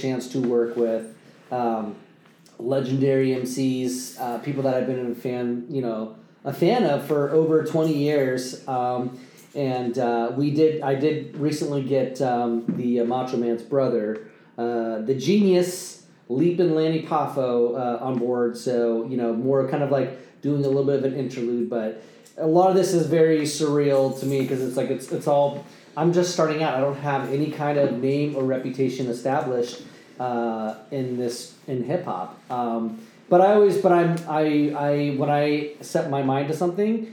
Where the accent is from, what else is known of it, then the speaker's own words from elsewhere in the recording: Vacaville, California, United States; moved away as an adult; now in Napa Sonoma area, United States; Born and raised in Vacaville